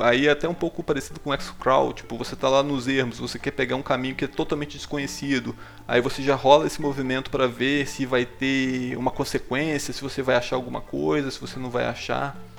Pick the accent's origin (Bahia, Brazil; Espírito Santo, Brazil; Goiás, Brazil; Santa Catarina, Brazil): Espírito Santo, Brazil; A gente é aqui do Espírito Santo